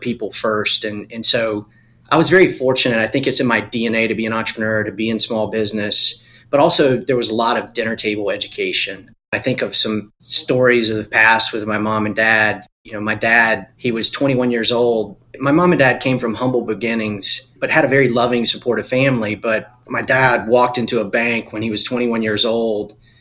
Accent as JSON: {"language": "English", "region": "Eastern North Carolina", "country": "United States", "tie": "born or raised there", "said": "I was born and raised in Eastern North Carolina. I'm a farm boy."}